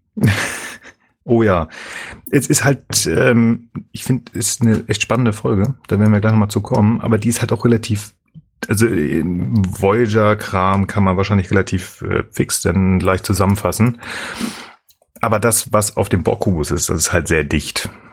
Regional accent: Germany; wir Deutschen

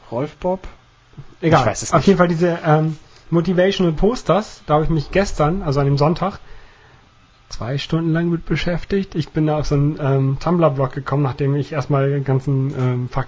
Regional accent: Netherlands; Ich liebe Goal, ich bin Holländer.

